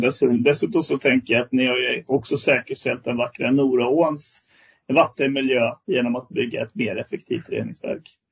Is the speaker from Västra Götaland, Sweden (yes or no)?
yes; Västergötland, Västra Götaland, Sweden; nu är jag västgöte från början, så jag är inte smålänning